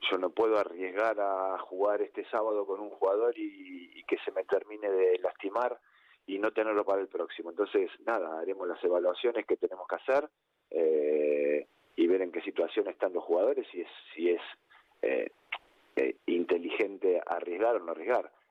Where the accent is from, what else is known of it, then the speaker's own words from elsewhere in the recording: Argentina; En Argentina decimos que Boca es la mitad más